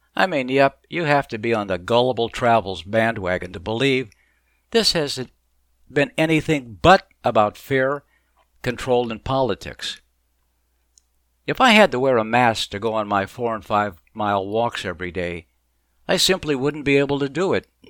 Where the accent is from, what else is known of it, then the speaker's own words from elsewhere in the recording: Mesa, Arizona, United States; moved away as an adult; also born or lived in Chicago / Boston; As a kid, I grew up in Mesa, Arizona, and graduated from the University of Arizona